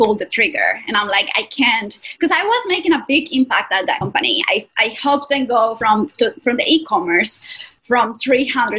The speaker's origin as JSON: {"language": "English", "country": "Colombia", "second_language": "English", "moved": "as an adult", "lives_now": "New York, United States", "said": "If you can hear my accent, I'm from Colombia, South America, but I've been in the United States for 10 years."}